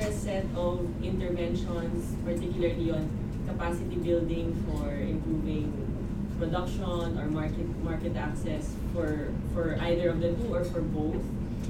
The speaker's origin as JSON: {"language": "English", "country": "Philippines", "moved": "yes", "said": "I'm from the Philippines and I'm a mid-career MPA here."}